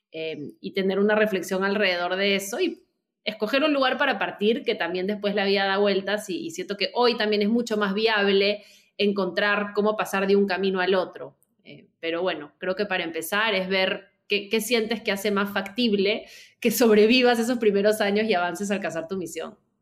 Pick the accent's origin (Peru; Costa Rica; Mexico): Peru; moved away as an adult; also born or lived in New York; now in Lima, Peru; soy de Perú, pero viví, viví varios años fuera, iba como por mi, noveno año fuera de Perú y quería regresar